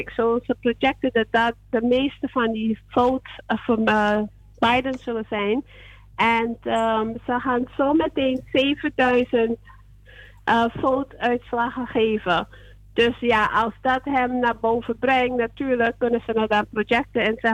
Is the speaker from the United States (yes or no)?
yes; New York, United States; Zo, ik, eh, ik woon, ik ben van New York, maar ik ben eh, even in Texas aan het werken.